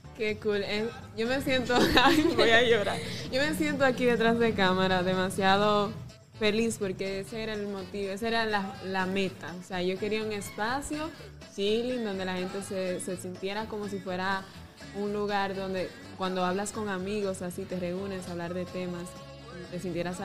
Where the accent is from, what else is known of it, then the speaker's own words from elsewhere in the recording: Salcedo, Hermanas Mirabal, Dominican Republic; aquí en mi provincia, aquí en donde nací en Salcedo